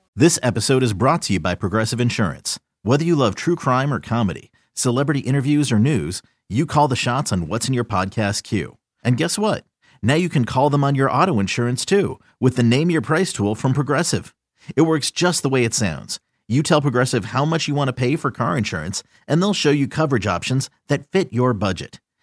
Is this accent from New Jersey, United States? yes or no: no; Park Ridge, Illinois, United States; I was born in the suburbs. My parents are both from the city